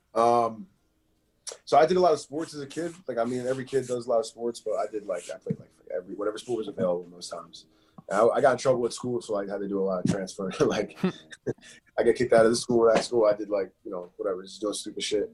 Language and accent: English; Philadelphia, Pennsylvania, United States; also born or lived in Chester, Pennsylvania; I was born in Philadelphia, and then I moved out to Chester for a little bit